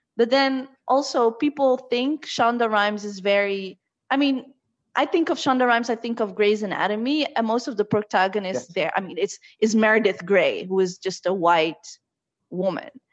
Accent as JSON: {"language": "English", "area": "The Hague", "region": "South Holland", "country": "Netherlands", "tie": "born or raised there", "also_born_or_lived": "Morocco", "said": "the little town I grew up in in the Netherlands"}